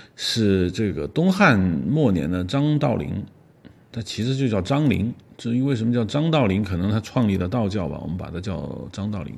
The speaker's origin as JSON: {"language": "Chinese", "country": "China", "said": "我们中国人"}